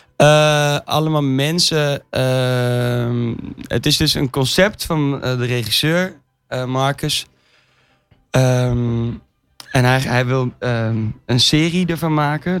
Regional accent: Amsterdam, North Holland, Netherlands; we komen dus allebei uit Amsterdam

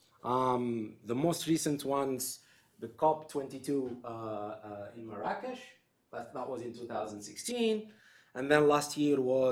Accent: Algeria; my home country, in Algeria

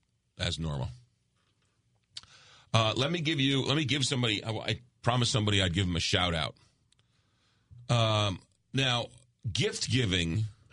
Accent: New York, United States; accent: New York; now in St. Louis, United States; my New York accent

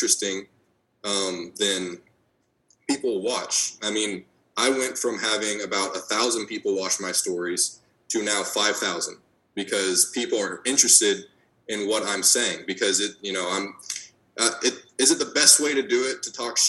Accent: United States; I am American

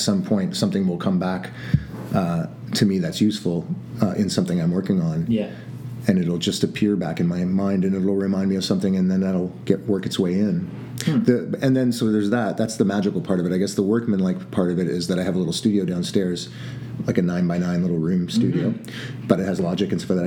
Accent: Toronto, Ontario, Canada; We're from Toronto

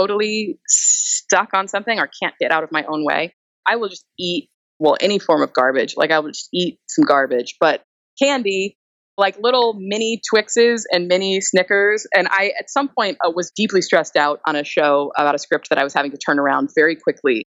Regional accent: Texas, United States; I'm from Texas.

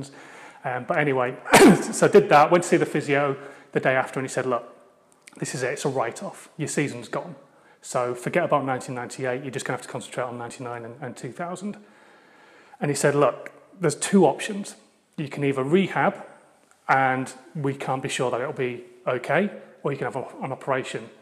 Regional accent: Hull, Yorkshire and the Humber, United Kingdom; I'm from Hull. So hopefully you can still understand what I'm actually saying as well, because now you know I'm a Yorkshireman

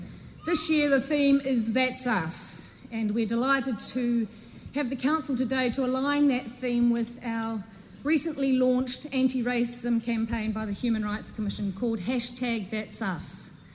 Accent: New Zealand; Those are values that I treasure as a New Zealander.

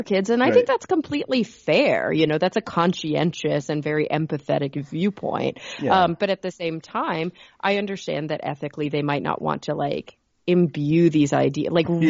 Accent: Texas, United States; we're from Texas

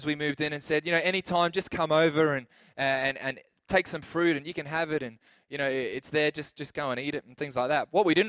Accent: Adelaide, South Australia, Australia; we came from Adelaide where you didn't really know your neighbor at all.

